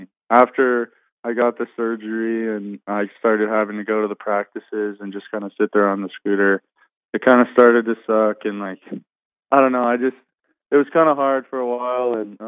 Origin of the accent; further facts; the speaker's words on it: Bozeman, Montana, United States; stay in my hometown where I played high school football and my parents